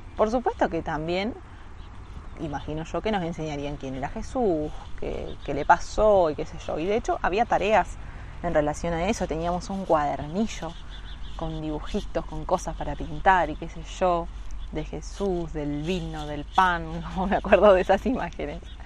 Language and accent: Spanish; Florencio Varela, Buenos Aires Province, Argentina; de primero a sexto yo fui a un colegio que se llama eh, San Juan Bautista, que es como uno de los colegios más conocidos y más caros de eh, Florencio Varela, de donde soy yo.